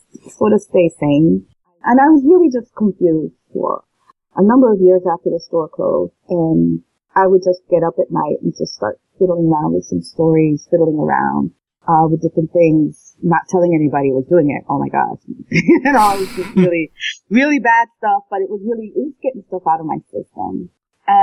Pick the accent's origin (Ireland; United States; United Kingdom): United States; Cambridge, Massachusetts; I grew up in Cambridge, Mass